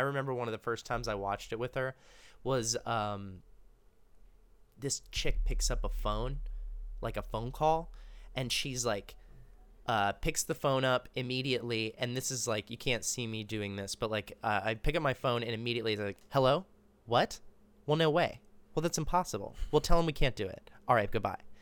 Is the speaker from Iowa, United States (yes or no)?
no; Austin, Texas, United States; moved away as an adult; also born or lived in Dallas, Texas; I grew up in Austin.